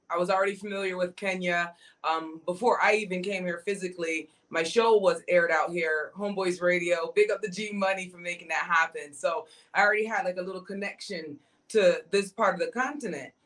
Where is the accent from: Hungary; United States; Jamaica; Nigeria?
Jamaica; I'm Jamaican